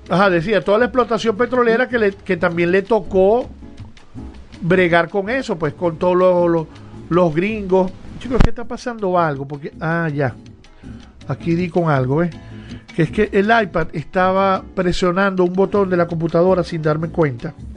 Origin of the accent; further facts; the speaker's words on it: Cabimas, Zulia, Venezuela; also born or lived in Maracaibo; nacimos en Maracaibo, pero nos criamos en Cabimas.